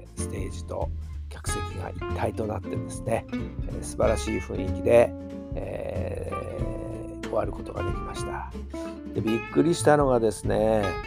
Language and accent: Japanese; Saitama, Japan; 地元埼玉